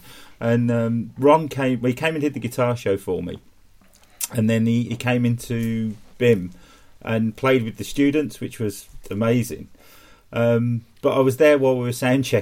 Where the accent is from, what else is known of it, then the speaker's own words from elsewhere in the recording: Birmingham, West Midlands, United Kingdom; I'm from Birmingham